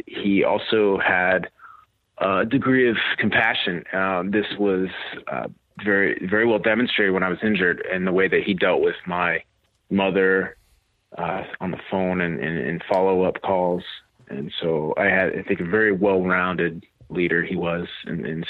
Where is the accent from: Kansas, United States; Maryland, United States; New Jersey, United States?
Kansas, United States; I grew up in Kansas on a fifth-generation farm.